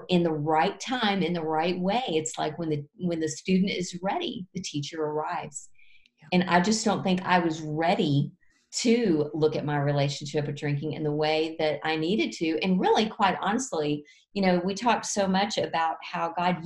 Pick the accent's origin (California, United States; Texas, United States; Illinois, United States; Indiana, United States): Texas, United States; Fort Worth; my husband and I were downtown Fort Worth in my hometown